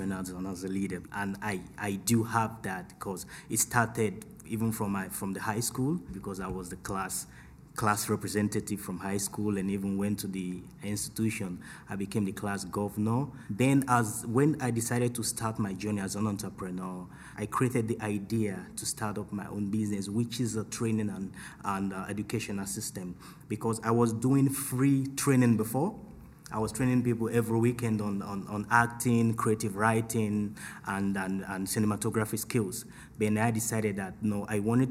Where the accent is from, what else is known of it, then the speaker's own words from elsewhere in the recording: Equatorial Guinea; I'm from Equatorial Guinea